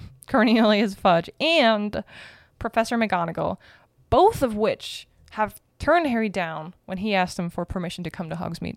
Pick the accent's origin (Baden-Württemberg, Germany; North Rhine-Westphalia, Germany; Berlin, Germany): Berlin, Germany; moved away; Berlin, my hometown